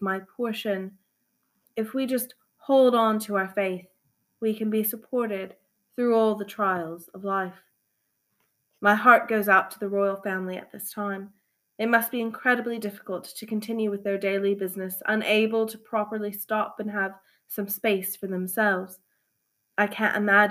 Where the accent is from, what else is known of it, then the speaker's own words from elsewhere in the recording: United States; now in Coventry, United Kingdom; as American-born